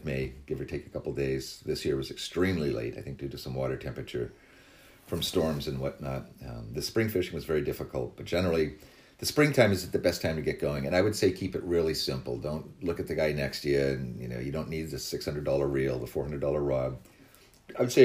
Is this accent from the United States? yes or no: yes; Barnstable, Massachusetts, United States; I started fishing my hometown of Barnstable